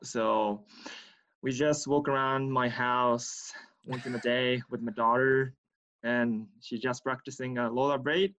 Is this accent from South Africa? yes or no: no; Tokyo, Japan; English is a second language; moved away as an adult; I was born and raised in Tokyo.